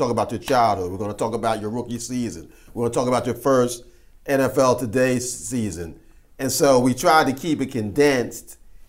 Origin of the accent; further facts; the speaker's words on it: Philadelphia, Pennsylvania, United States; I grew up in Philly